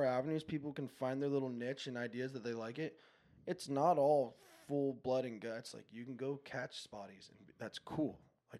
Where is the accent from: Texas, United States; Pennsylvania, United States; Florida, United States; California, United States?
California, United States; Encinitas; As a kid, you know, I grew up in Encinitas. I surfed Seaside.